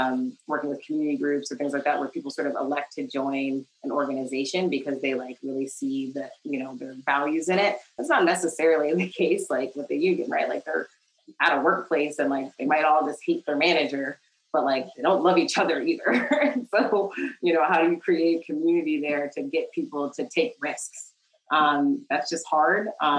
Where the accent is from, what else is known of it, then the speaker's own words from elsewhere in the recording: Kentucky, United States; I grew up in Kentucky, although I was not born there. My father was actually in the military, so I moved around a little bit, but my mother's family is originally from Kentucky